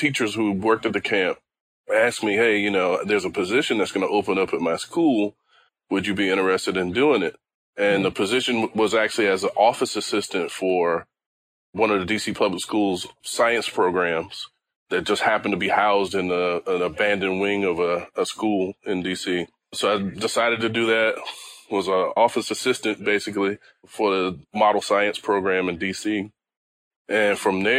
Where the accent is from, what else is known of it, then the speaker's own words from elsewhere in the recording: Washington, District of Columbia, United States; I grew up in Washington, D.C., actually Northeast Washington, D.C.